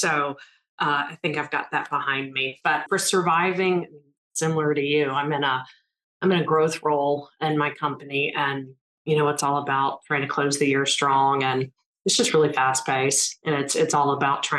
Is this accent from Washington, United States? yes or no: no; Memphis area, North Mississippi, United States; moved away as an adult; also born or lived in Atlanta; I'm from the North Mississippi, Memphis area